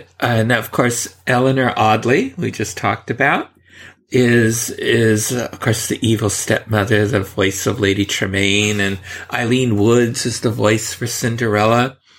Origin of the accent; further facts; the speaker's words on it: San Francisco, California, United States; growing up in San Francisco